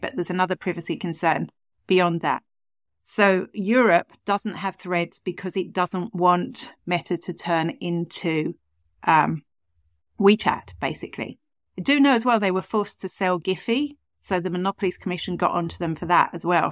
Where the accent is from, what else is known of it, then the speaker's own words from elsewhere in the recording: England, United Kingdom; accent: English; now in Ireland; I am English originally